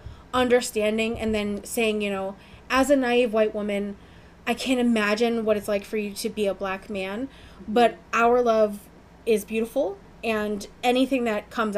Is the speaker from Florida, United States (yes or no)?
yes; Orlando, Florida, United States; moved away; as a teenager, I grew up in Orlando.